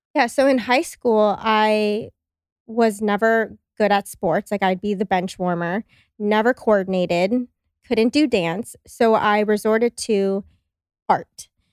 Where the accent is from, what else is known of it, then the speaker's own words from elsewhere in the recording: Los Angeles, California, United States; moved away as an adult; now in Austin, United States; I grew up in Los Angeles